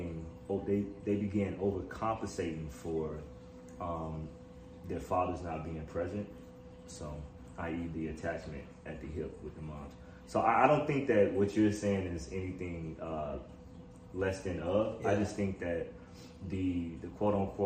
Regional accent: Chicago, Illinois, United States; I'm from Chicago, born and raised.

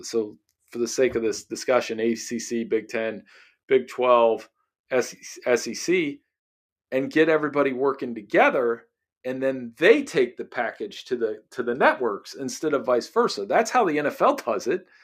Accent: Lancaster, Ohio, United States; my hometown

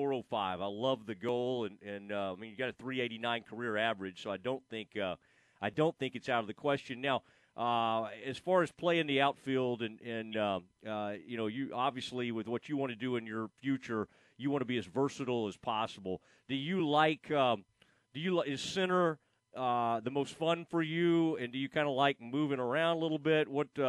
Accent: Kaufman, Texas, United States; my guy from my hometown, Cade Currington from Kauffman, Texas.

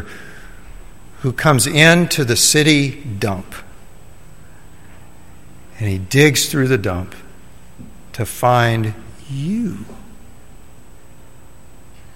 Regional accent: Middle Tennessee, United States; I grew up in Middle Tennessee

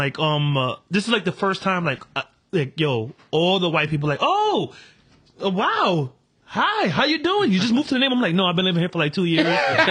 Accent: New York City, New York, United States; I used to say Jerome, but I started saying Kingsbridge because people know what Kingsbridge is.

